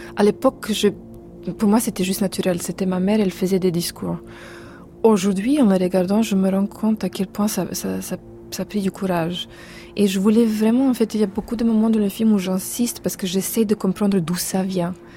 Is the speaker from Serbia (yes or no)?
yes; Serbia; chez nous en Serbie